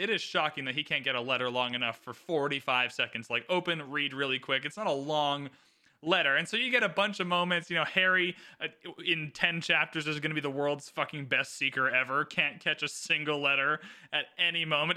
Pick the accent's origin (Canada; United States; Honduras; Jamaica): Canada; I am Canadian